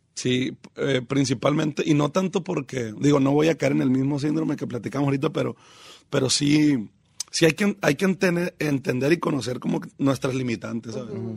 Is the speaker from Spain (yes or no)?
no; Mazatlán, Sinaloa, Mexico; also born or lived in Los Mochis / Guasave / Picachos; Mazatlán, digamos que es como de donde yo me considero